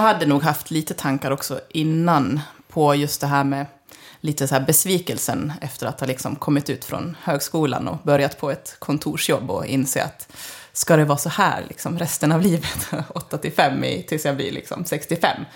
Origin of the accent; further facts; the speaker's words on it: Leksand, Dalarna County, Sweden; moved away as an adult; kommer ursprungligen från Leksand och har flyttat hem kan man säga för tre år sedan